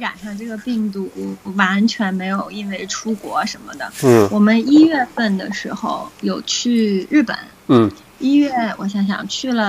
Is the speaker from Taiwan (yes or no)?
no; Beijing, China; now in Gold Coast, Australia; 因为我是北京的嘛，